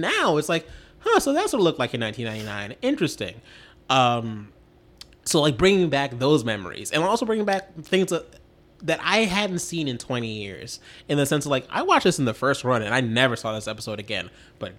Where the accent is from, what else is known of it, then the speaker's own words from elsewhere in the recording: Essex County, New Jersey, United States; Essex County, which is where I grew up in New Jersey